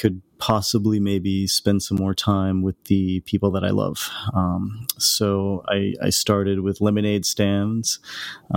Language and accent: English; Hull, Massachusetts, United States; I grew up outside of Boston in a town called Hull, Massachusetts, or Nantasket Beach.